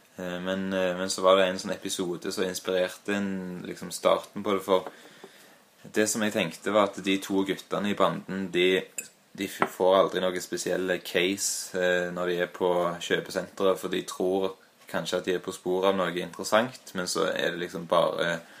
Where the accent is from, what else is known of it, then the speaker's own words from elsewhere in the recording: Stavanger, Rogaland, Norway; now in Trondheim, Norway; Men jeg er født i Hillevåg eh, og har eh, en del eh, av mine minner derfra